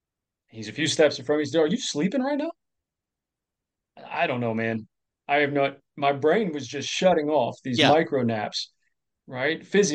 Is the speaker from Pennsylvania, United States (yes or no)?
no; Florida, United States; also born or lived in Clearwater, Florida; So I was born in Clearwater, Florida, basically grew up more formatively in Lake County, a little further north.